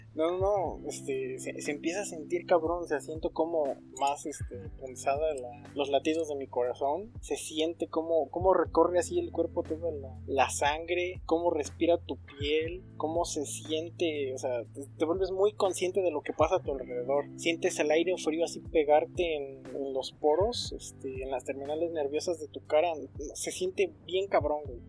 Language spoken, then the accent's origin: Spanish; Mexico; como mexicanos